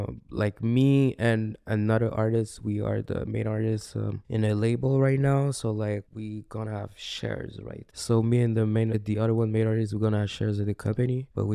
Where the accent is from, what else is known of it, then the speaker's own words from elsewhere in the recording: Burundi; I'm African from Burundi